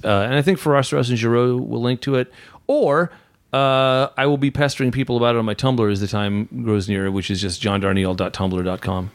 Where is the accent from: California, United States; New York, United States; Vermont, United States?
California, United States; Southern; I grew up in Southern California